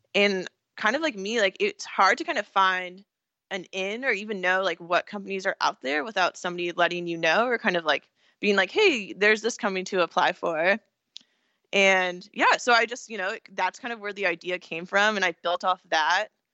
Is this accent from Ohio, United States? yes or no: no; California, United States; also born or lived in Pennsylvania; I'm from California